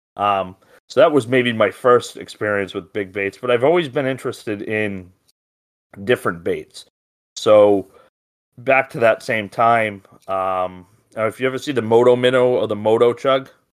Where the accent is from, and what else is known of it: Rhode Island, United States